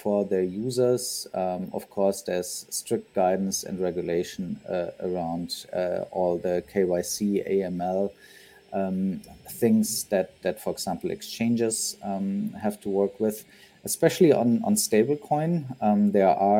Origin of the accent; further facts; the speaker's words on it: Germany; also born or lived in San Francisco; Grew up in Germany